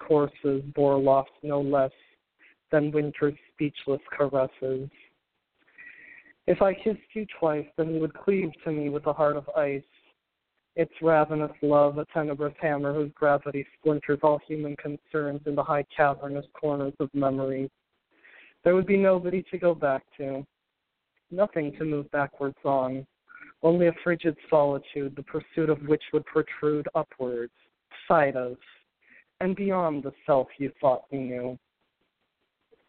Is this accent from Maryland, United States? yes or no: no; Green Bay, Wisconsin, United States; now in Boston, United States; I'm from Green Bay, Wisconsin, originally. I now live in Boston.